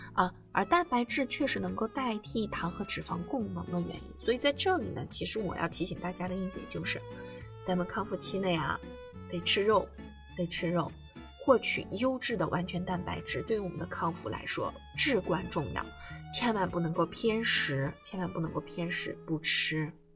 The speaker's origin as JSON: {"language": "Chinese", "country": "China", "said": "我们中国人的这个饮食啊"}